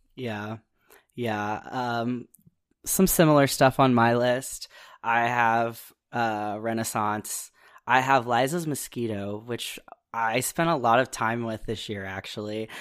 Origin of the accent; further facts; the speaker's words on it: Midwest, United States; I'm also from the Midwest